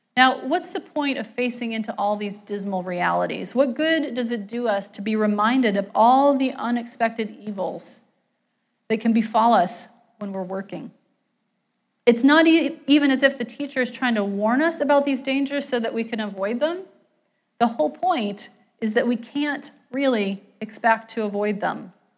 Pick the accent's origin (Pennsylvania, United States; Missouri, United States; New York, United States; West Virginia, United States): West Virginia, United States; moved away; I grew up in West Virginia, not in a coal mining town, but in a city that was economically